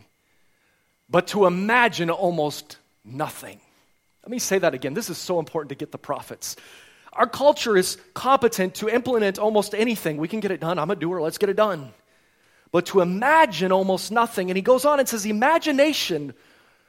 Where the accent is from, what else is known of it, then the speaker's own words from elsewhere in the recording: United States; now in Vancouver, Canada; I'm an immigrant from America